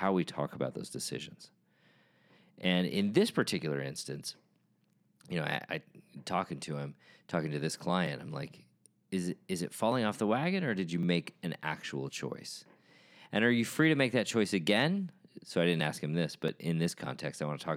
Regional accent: United States; as a member of The Church of Jesus Christ of Latter-day Saints, as an American

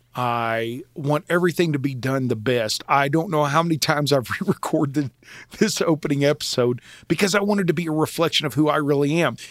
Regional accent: Oklahoma, United States; I grew up in Oklahoma with a love for the Old West

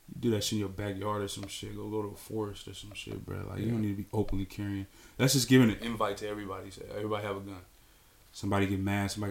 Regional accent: United States; Being from America

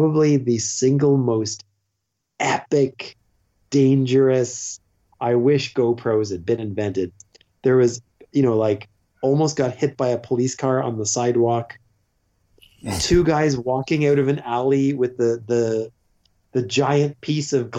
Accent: Canada; moved away as an adult; also born or lived in South Korea / Sweden; I'm a Irish-Canadian. Sadly, I got the wrong accent

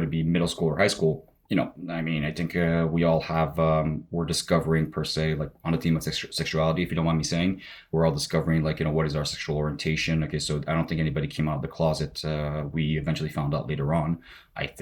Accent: Montreal, Quebec, Canada; Growing up in Montreal

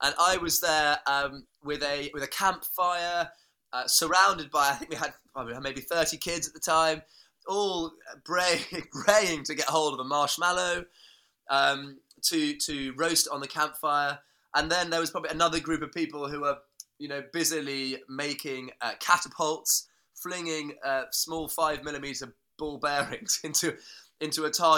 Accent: Norfolk, East Anglia, East of England, United Kingdom; I was born and brought up in Norfolk in East Anglia

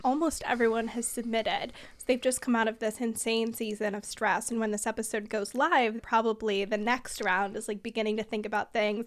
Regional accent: Bay Area, California, United States; I'm from the Bay Area

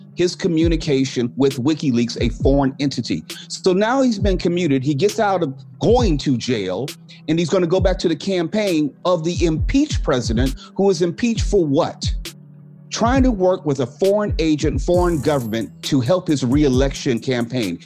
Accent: Torrance, California, United States; growing up in the Torrance School District was one of the first African American males in the school district

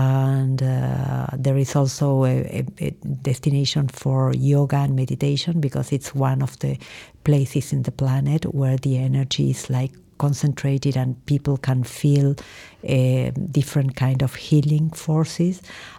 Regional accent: Córdoba, Argentina; I am from Cordoba, from the middle of the country.

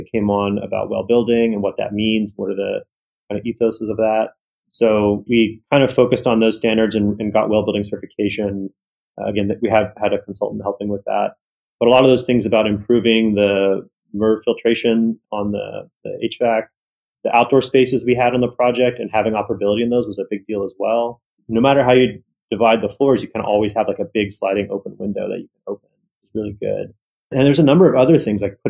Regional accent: California, United States; I was born in California

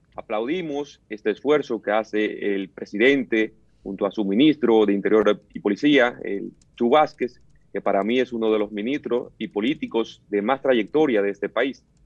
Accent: Dominican Republic; como joven dominicano, como político

